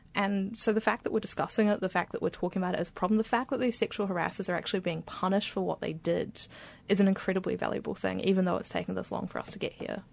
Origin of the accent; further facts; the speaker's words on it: Beirut, Beirut Governorate, Lebanon; moved away; I grew up in Beirut in Lebanon